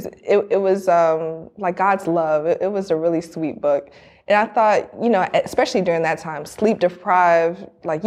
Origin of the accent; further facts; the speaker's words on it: Miami, Florida, United States; I'm from Miami